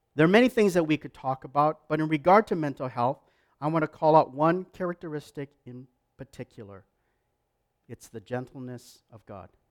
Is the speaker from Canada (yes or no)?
yes; Canada; I'm proud as a Canadian